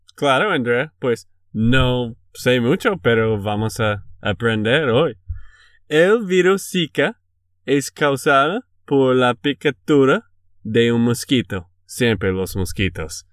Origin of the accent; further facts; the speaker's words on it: Texas, United States; de Texas, Estados Unidos